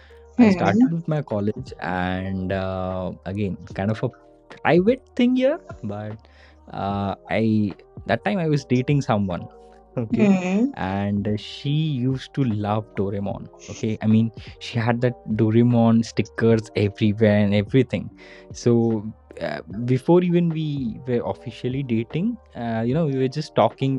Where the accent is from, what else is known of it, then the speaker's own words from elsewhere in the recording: India; as an Indian kid